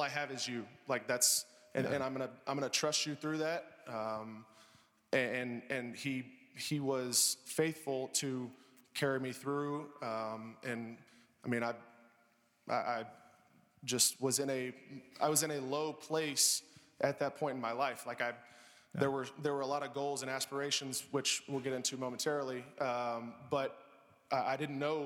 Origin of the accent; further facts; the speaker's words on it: Alpharetta, Georgia, United States; I grew up in Alpharetta, First Baptist Alpharetta